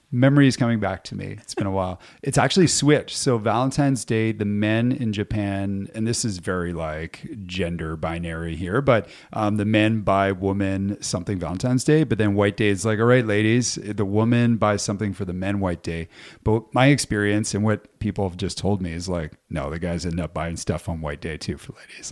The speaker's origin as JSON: {"language": "English", "region": "Ontario", "country": "Canada", "moved": "yes", "lives_now": "Whitehorse, Canada", "said": "I'm from Ontario"}